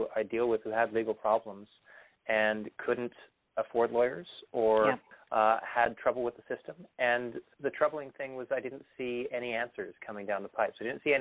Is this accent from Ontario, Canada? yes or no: yes; Toronto, Ontario, Canada; moved away as an adult; also born or lived in British Columbia; I'm originally from Toronto.